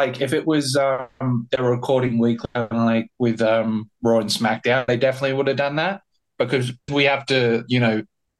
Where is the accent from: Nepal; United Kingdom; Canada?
United Kingdom; South East England; born there; So I was originally born in Sussex in a small tow